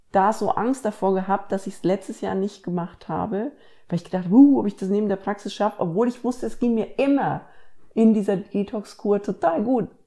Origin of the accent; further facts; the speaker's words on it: Bavaria, Germany; moved away as an adult; now in Ruhr area, Germany; Also ich bin ja studieren gegangen äh, ans andere Ende von Deutschland, quasi ich bin von Bayern ins Ruhrgebiet gezogen